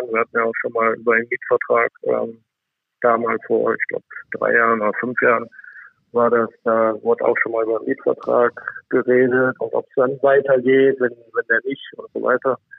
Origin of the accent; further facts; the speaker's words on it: Krefeld, North Rhine-Westphalia, Germany; für mich ist Krefeld einfach meine Heimat